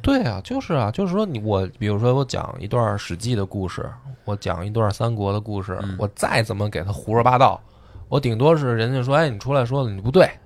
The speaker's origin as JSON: {"language": "Chinese", "country": "China", "said": "我们中国人"}